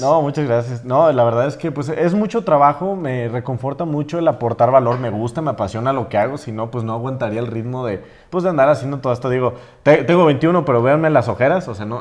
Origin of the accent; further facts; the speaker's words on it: San Juan de los Lagos, Jalisco, Mexico; moved away as an adult; yo soy de un pueblo pequeño